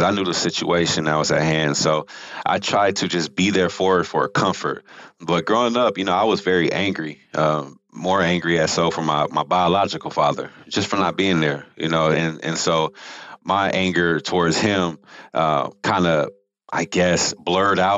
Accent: Rialto, California, United States; also born or lived in Houston, Texas / Utah; I grew up in California. So I lived in Southern California, about 45 minutes east of LA in a place called Rialto, California

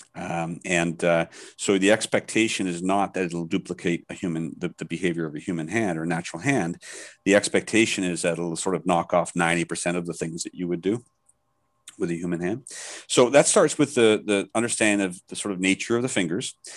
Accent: Canada; now in Thailand; I'm Canadian, but I live in Thailand, so I'm back and forth quite a bit

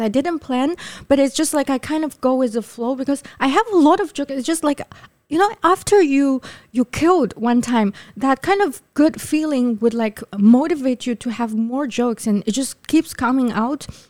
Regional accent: Shanghai, China; moved away as an adult; now in Taipei, Taiwan; I'm from Yangpu

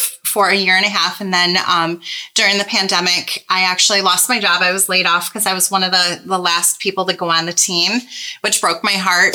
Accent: Michigan, United States; I'm from Michigan

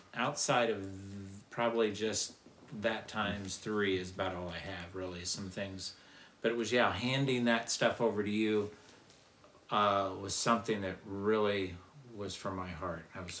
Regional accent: Illinois, United States; now in Powhatan, United States; Grew up in Illinois, small town, farm town in Illinois.

